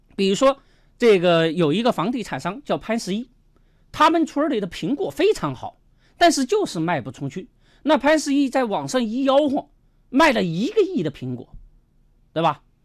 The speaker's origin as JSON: {"language": "Chinese", "town": "Nanchong", "region": "Sichuan", "country": "China", "tie": "born or raised there", "moved": "yes", "said": "我们老家那个地方啊，呃，原来叫果城，产什么呢？产橘子。"}